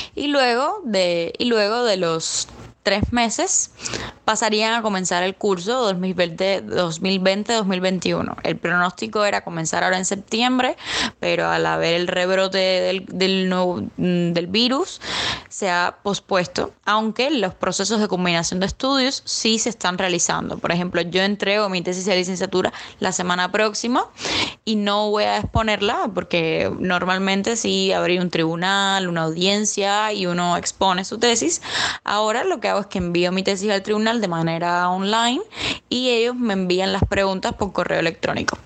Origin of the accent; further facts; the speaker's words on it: Havana, Cuba; Yo soy de La Habana